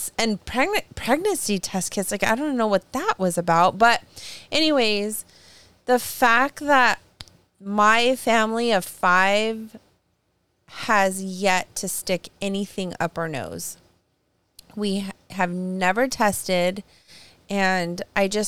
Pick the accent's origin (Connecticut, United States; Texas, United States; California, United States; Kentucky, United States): California, United States; near Fresno; moved away; I grew up near Fresno